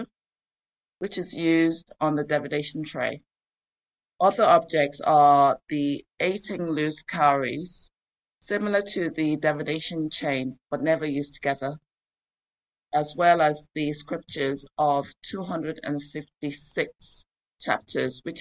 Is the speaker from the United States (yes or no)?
no; Nigeria; my time growing up in Nigeria